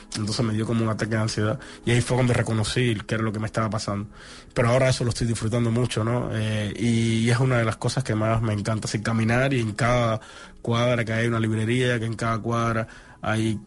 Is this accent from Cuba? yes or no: yes; Cuba; moved away as an adult; now in Barcelona, Spain